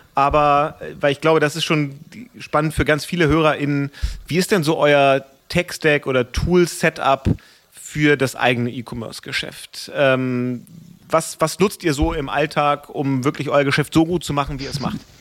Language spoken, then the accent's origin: German; Hamburg, Germany; als Hamburger